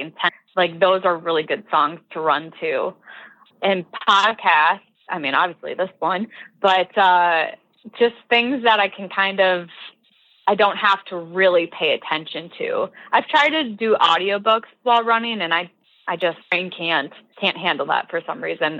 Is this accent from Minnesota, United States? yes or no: no; Southwest Wisconsin, United States; Wisconsin, uh, my home state